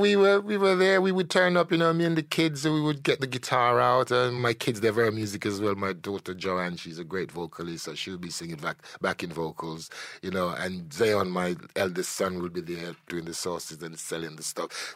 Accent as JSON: {"language": "English", "country": "Jamaica", "tie": "born or raised there", "said": "I'm a Jamaican born, a Caribbean born"}